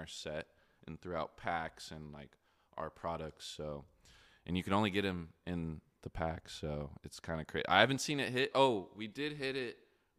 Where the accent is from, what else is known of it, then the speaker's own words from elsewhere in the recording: Tulsa, Oklahoma, United States; also born or lived in Wichita; But like, yeah, coming out of Wichita, I grew up in Tulsa too. I've just moved around a lot when I was younger.